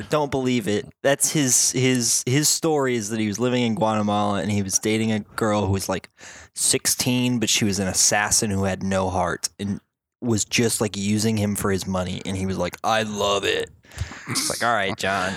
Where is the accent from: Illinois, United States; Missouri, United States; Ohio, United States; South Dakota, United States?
South Dakota, United States; now in Chicago, United States; I grew up in South Dakota in a town that has dreadful tap water.